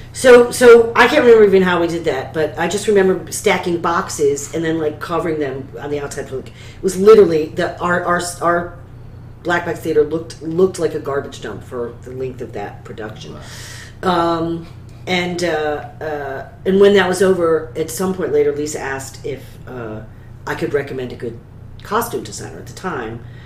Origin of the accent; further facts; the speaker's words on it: central New York, United States; starting my my theatrical career at the age of eight in a professional children's theater company in my hometown in central New York